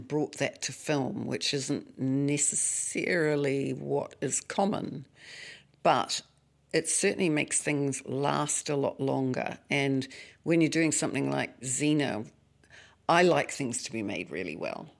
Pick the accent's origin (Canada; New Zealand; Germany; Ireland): New Zealand; I'm a New Zealander